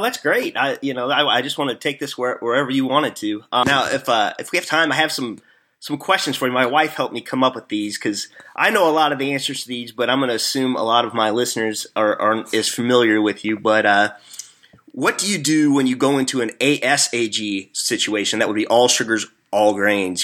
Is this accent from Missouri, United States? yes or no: yes; Missouri, United States; accent: hillbilly; I am from Missouri, so I'm not from the South